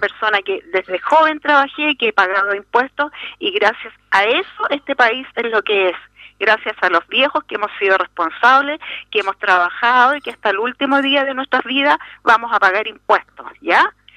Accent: Chile; Nosotros nacimos y nos criamos acá

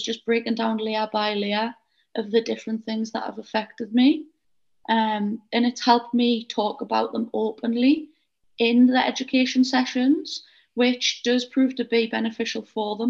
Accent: Northeast, North East England, United Kingdom; accent: Geordie

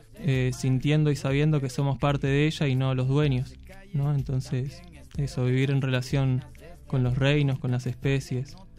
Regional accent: Mar del Plata, Buenos Aires Province, Argentina; moved away as an adult; also born or lived in Córdoba; me tocó nacer en Mar del Plata, vengo allá de la costa

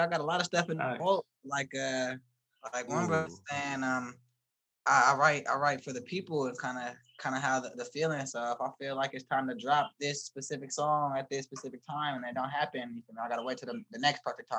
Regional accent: Pittsburgh or Antioch, Bay Area, California, United States; I'm from the Bay Area too. I don't know if you guys know where Pittsburgh or Antioch's at, but that's where I'm from.

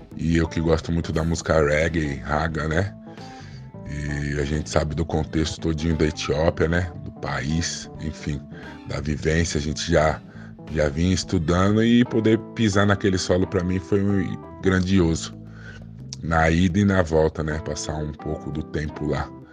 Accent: São Paulo, Brazil; also born or lived in Caieiras; sou apenas nascido em Caeiras, mas sou cria do Jaraguá, morei toda a vida aqui. No Jaraguá é um bairro que eu gosto bastante, né? Fica aqui na noroeste de São Paulo

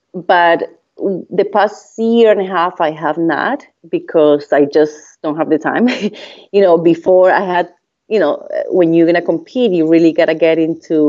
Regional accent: Colombia; first language Spanish; English is a second language; moved away as an adult; I came from Colombia

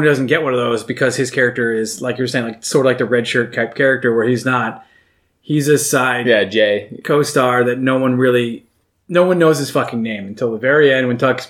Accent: United States; but I'm American.

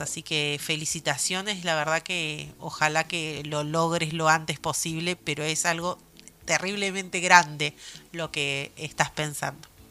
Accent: Argentina; es muy difícil aquí en mi país

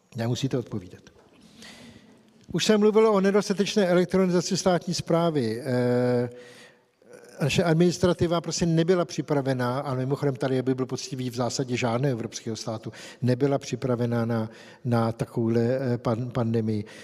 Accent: Czechia; u nás v Čechách

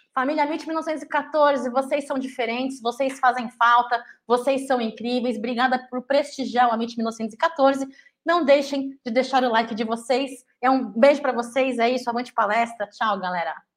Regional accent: São Paulo, Brazil; eu estou em São Paulo, de volta à minha terra, à minha casa

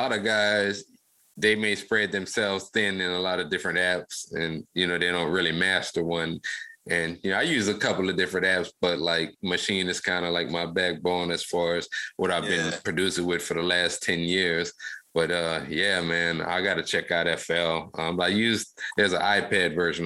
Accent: Lafayette, Louisiana, United States; So I grew up actually in Lafayette, Louisiana in the late 90s.

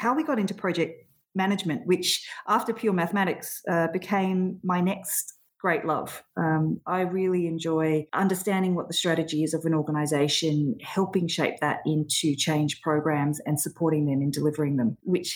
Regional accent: Sydney, New South Wales, Australia; moved away as an adult; now in Melbourne, Australia; Sydney was home originally. Melbourne is most definitely home now, though.

